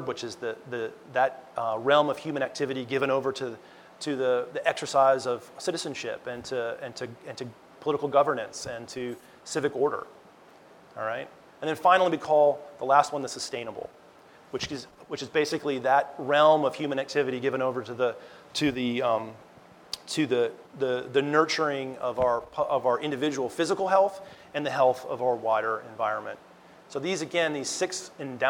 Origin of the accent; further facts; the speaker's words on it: Montana, United States; also born or lived in New York; I was actually born in New York, but I was raised in Montana